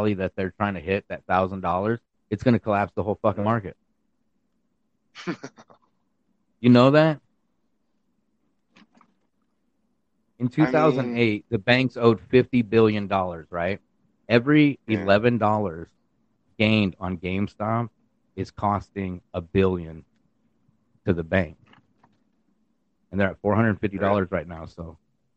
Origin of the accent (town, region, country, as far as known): United States